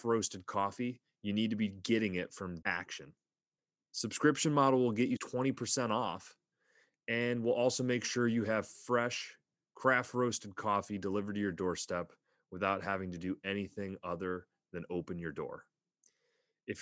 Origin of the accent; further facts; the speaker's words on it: Pennsylvania, United States; I grew up in Pennsylvania, like on the New York state line, south of Buffalo